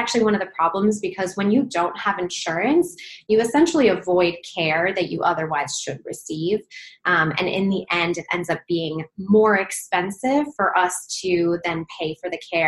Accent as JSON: {"language": "English", "region": "Minnesota", "country": "United States", "also_born_or_lived": "Wisconsin / Baltimore, Maryland", "moved": "as an adult", "lives_now": "Los Angeles, United States", "said": "I'm originally from Minnesota, so not too far from Canada"}